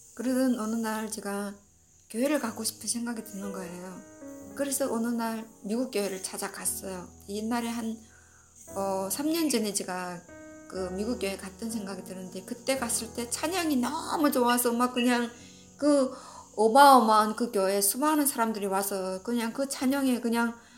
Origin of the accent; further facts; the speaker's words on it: North Korea; moved away as an adult; now in United States; 내가 북한에서 온 사람이어서